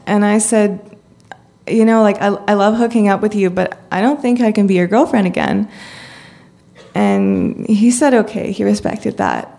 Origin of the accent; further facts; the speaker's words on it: Canada; I'm from Canada